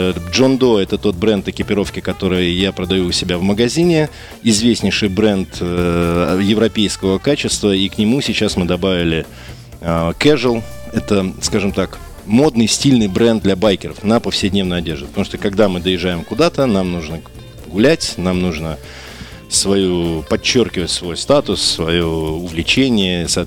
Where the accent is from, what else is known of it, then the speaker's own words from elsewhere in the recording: Saint Petersburg, Russia; Мы, как петербуржцы, очень любим его, любим туда приезжать.